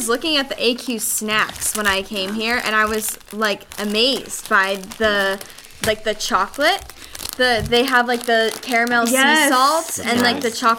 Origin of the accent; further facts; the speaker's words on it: Buzzards Bay, Massachusetts, United States; I am from Cape Cod, Massachusetts.